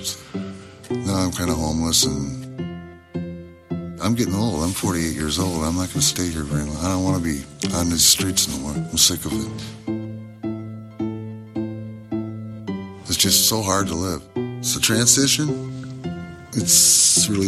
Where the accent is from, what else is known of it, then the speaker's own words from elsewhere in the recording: St. Paul, Minnesota, United States; I'm from St. Paul, Minnesota. I was born here.